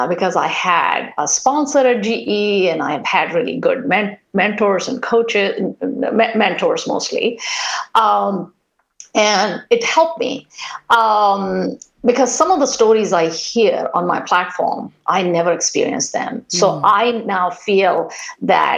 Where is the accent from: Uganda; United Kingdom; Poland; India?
India; moved away as an adult; now in United States; I grew up in India, went to a school that was the ratio of men to women was 100-1.